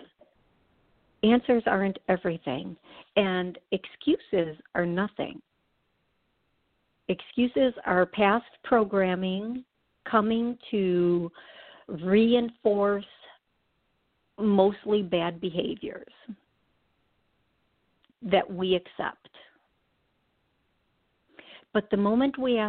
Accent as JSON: {"language": "English", "region": "Wisconsin", "country": "United States", "said": "I'm from Wisconsin."}